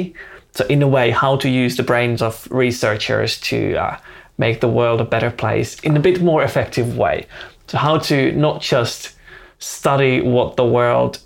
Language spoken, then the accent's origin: English; Finland; also born or lived in Helsinki; I live in Helsinki. I'm based there. I'm born and raised in Finland